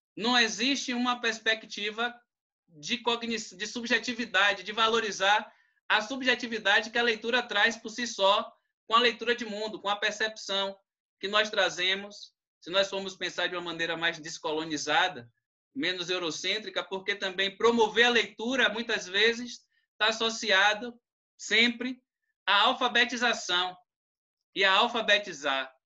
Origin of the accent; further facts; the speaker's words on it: Cachoeira, Bahia, Brazil; eu sou de Cachoeira